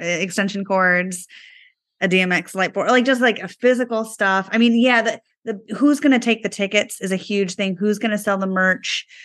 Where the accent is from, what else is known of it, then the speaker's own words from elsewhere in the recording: East Coast, United States; moved away; I was growing up on the East Coast back in high school.